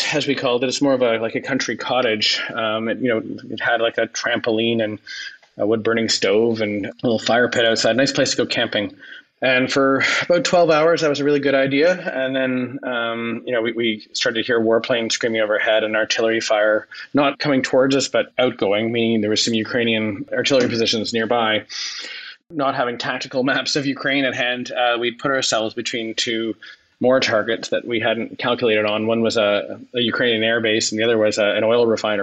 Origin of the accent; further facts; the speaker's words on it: Ottawa, Ontario, Canada; I grew up in Stittsville